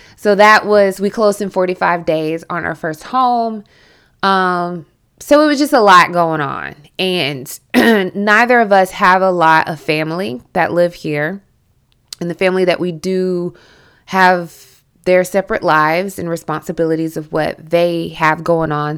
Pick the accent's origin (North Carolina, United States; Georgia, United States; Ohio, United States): Georgia, United States; Milledgeville; accent: southern; moved away; I am from Central Georgia, Millet Hill, Georgia, and I was raised kind of like in Southern culture.